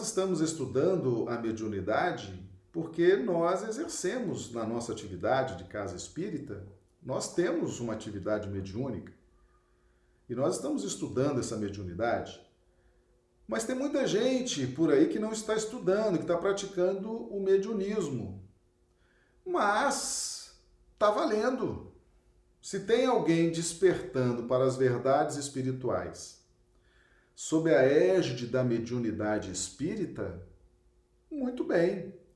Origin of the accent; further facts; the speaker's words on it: Acre, Brazil; cidade muito simpática aqui do nosso estado do Acre